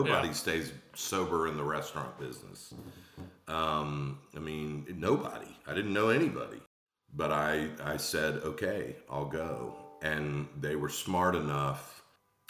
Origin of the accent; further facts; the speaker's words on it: Atlanta, Georgia, United States; moved away; also born or lived in Charleston, South Carolina; I was born in Atlanta, Georgia. I ended up in Charleston